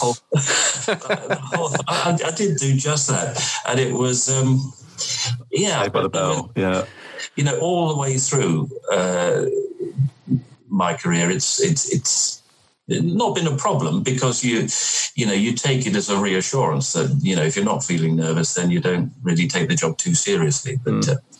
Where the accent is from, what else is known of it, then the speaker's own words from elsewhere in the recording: London, United Kingdom; also born or lived in Dartford; I grew up in southeast London, right. Uh, around Charlton and Blackheath and that sort of area.